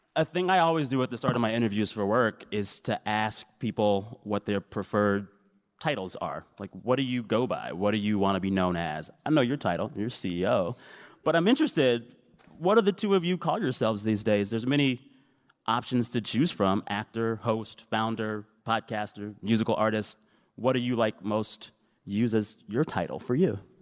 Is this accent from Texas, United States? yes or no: yes; San Antonio, Texas, United States; I'm from San Antonio